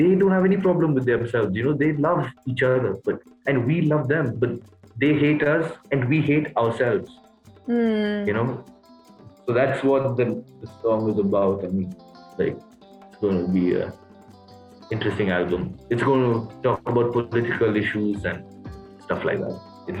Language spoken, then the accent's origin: English; Kenya; moved away; many people would be racist when they found out I was from Kenya.